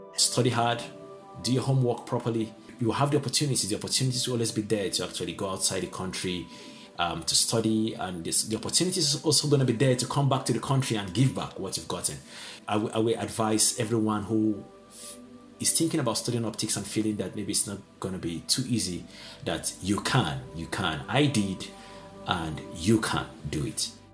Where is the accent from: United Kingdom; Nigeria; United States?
Nigeria; Northern Nigeria; now in Jena, Germany; I'm from Nigeria. I was born in the northern part of Nigeria.